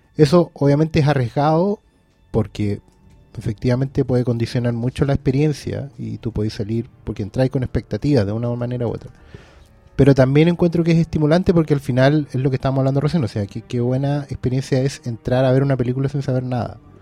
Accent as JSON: {"language": "Spanish", "town": "Maipú", "region": "Santiago Metropolitan Region", "country": "Chile", "moved": "yes", "said": "yo tampoco soy de acá, pero vengo de pueblo igual. Yo vengo de Maipú"}